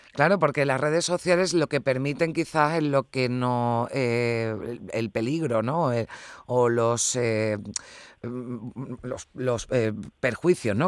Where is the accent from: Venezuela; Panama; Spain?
Spain